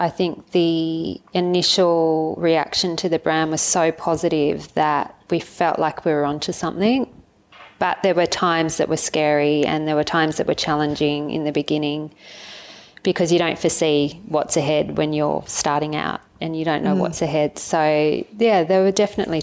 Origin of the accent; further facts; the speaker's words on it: Avalon, New South Wales, Australia; Avalon, my hometown where I grew up